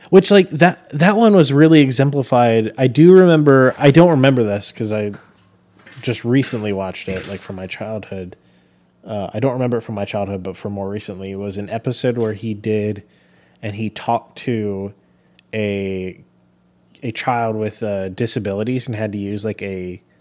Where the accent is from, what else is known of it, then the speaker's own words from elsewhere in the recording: Pittsburgh, Pennsylvania, United States; accent: Pittsburghian; I was born there.